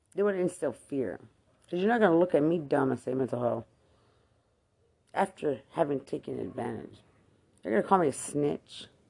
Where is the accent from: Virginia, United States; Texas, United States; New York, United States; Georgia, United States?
Texas, United States; Lubbock; I'm Hispanic from Lubbock